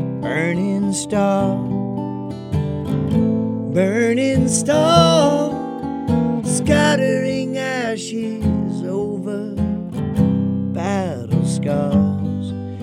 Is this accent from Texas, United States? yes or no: no; Akron, Ohio, United States; also born or lived in Columbus, Ohio / Tokyo, Japan; now in Nashville, United States; And I grew up in Akron, Ohio, and Columbus, Ohio, and now I live in Nashville, Tennessee.